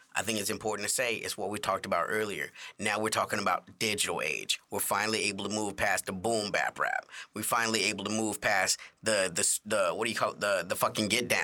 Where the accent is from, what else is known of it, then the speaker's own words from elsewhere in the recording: Chicago, Illinois, United States; I'm from Chicago, y'all.